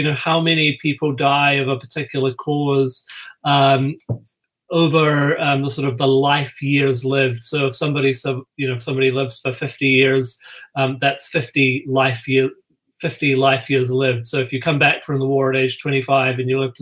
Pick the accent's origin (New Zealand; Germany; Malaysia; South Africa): New Zealand; moved away as an adult; also born or lived in United States; now in Minnesota, United States; If you're hearing my accent, you're probably thinking that's probably not a Minnesota accent. I grew up in New Zealand